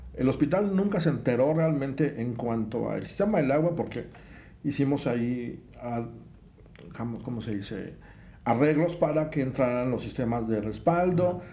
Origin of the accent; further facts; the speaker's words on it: Minatitlán, Veracruz, Mexico; moved away as an adult; also born or lived in Mexico City; yo siento como que me regresé a Mina, de donde soy. Pues Minatitlán es calientes hace mucho